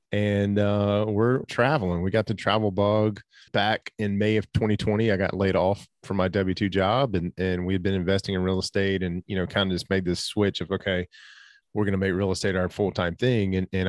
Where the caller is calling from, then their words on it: Tennessee, United States; Yeah, so we're calling in from East Tennessee. So Pigeon Forge, Gatlinburg area.